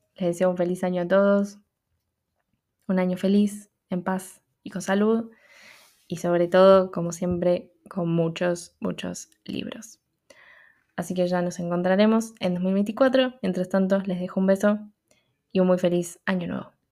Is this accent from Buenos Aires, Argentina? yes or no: yes; Buenos Aires, Argentina; como porteña